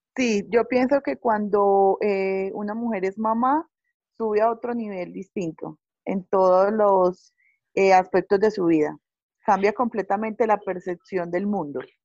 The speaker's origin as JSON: {"language": "Spanish", "area": "Paisa", "region": "Antioquia", "country": "Colombia", "said": "yo soy una paisa"}